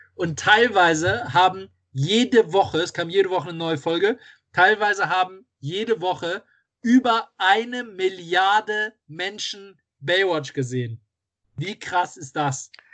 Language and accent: German; Düsseldorf, North Rhine-Westphalia, Germany; ich jetzt so weit weg von Düsseldorf bin und hier immer noch meine Heimatstadt sehe